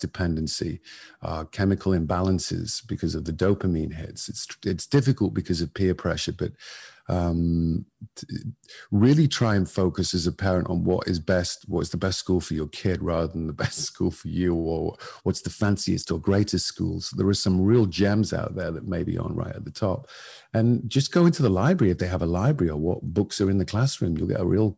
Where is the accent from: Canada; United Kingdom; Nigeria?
United Kingdom; Northern England; I grew up in Northern England in the 70s and 80s